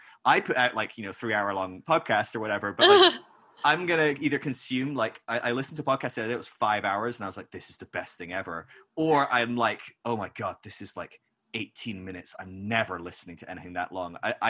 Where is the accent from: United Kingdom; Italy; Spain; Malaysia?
United Kingdom; Scotland; I'm Scottish